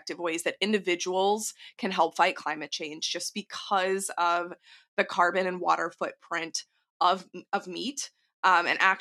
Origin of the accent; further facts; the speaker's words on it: Texas, United States; I'm from Texas